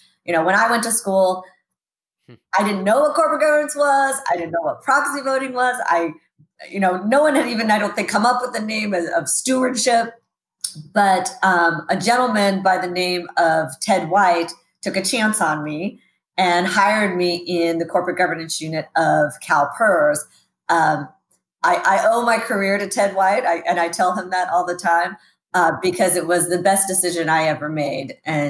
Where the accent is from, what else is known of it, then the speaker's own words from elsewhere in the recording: Sacramento, California, United States; Actually, grew up right here in Sacramento, homegrown here. Moved around a lot as a kid, but always seemed to come back to Sacramento.